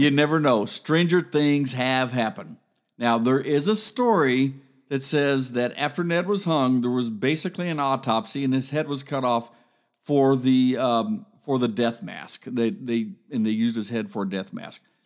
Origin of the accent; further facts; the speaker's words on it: United States; as an American